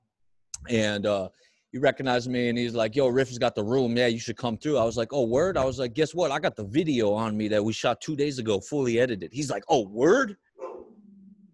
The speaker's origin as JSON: {"language": "English", "town": "Chicago", "region": "Illinois", "country": "United States", "tie": "born or raised there", "also_born_or_lived": "Los Angeles", "said": "the area I grew up in Chicago is like the Staten Island in Chicago"}